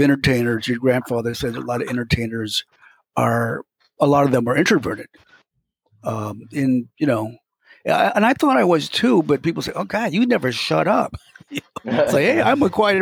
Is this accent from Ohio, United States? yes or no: yes; Ohio, United States; also born or lived in Chicago / Indianapolis; now in Wisconsin, United States; I was born in Ohio